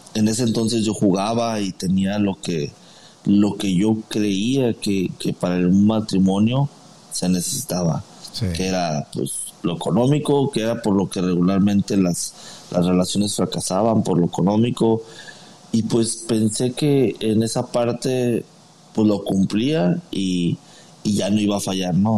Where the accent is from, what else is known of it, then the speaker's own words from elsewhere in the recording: Guadalajara, Jalisco, Mexico; now in San Antonio, United States; yo soy de originario de Guadalajara, Jalisco.